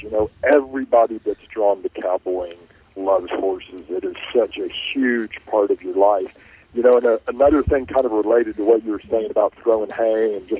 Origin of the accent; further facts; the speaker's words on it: Richardson, Texas, United States; I grew up in Richardson, Texas, a suburb of Dallas, just always wanted to be a cowboy.